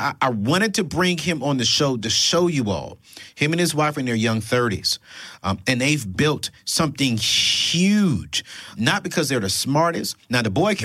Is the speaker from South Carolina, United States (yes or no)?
yes; Darlington, South Carolina, United States; moved away; I come from the country, bro. I come from Darlington, South Carolina.